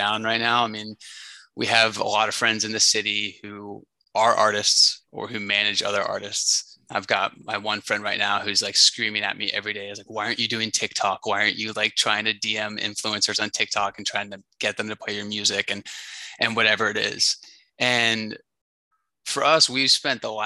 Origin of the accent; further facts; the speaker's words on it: North Carolina, United States; now in New York, United States; I'm originally from North Carolina